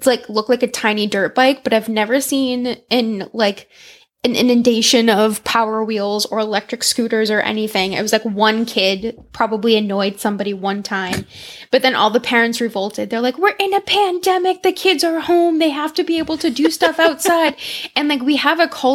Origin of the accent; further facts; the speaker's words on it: Salem, United States; I grew up on Highland Ave in Salem